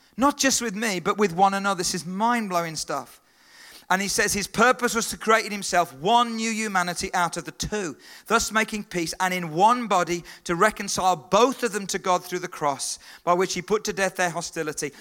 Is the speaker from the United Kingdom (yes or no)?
yes; Stourbridge, West Midlands, United Kingdom; I was born in Stourbridge. I was born in England